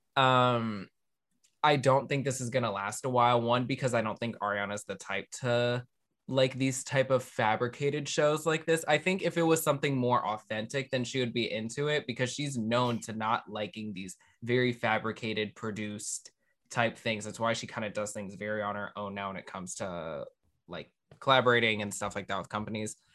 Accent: Maryland, United States; I grew up in Maryland.

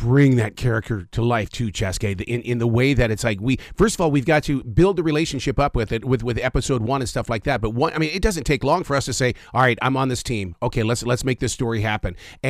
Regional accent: Billings, Montana, United States; also born or lived in Sheridan, Wyoming; I grew up in Billings, Montana, but I was born in Sheridan, Wyoming, so I got both of those states inside my soul.

